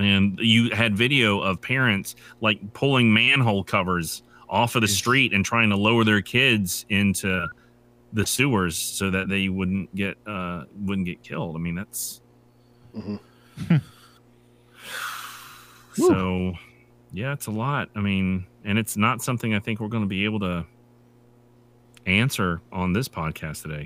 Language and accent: English; United States; also born or lived in Japan; as an American